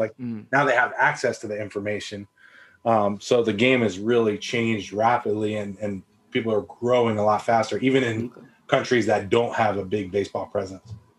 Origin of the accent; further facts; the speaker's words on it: Florida, United States; I'm from Florida